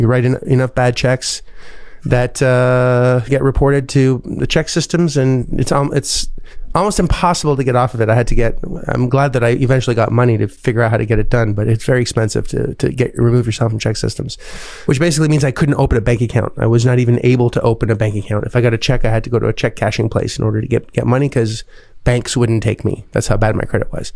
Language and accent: English; Canada; moved away; as a Canadian person